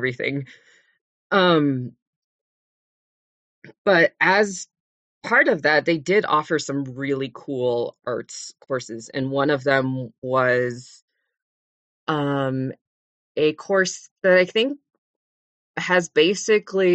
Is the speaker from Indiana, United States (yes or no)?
no; Las Vegas, Nevada, United States; moved away; also born or lived in San Francisco Bay Area, California / Los Angeles area, California; they moved when I was just a baby to Las Vegas, Nevada, where I grew up.